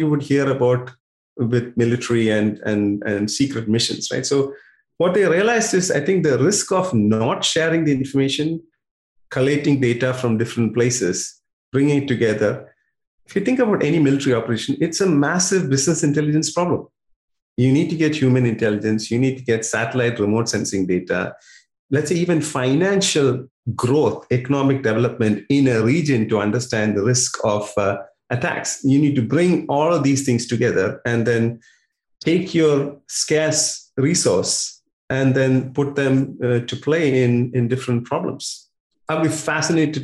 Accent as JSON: {"language": "English", "country": "India", "tie": "born or raised there", "also_born_or_lived": "United States", "moved": "as an adult", "lives_now": "Melbourne, Australia", "said": "My first 20 years was in India"}